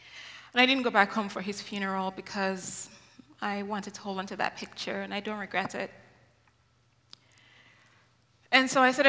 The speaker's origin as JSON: {"language": "English", "country": "Nigeria", "tie": "born or raised there", "said": "And it took me 12 years to realize this because I grew up in Nigeria."}